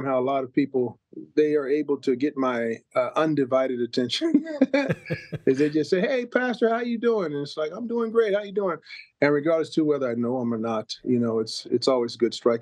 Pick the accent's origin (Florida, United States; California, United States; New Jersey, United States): California, United States; Santa Barbara; growing up in Santa Barbara, California, it was truly a blessing.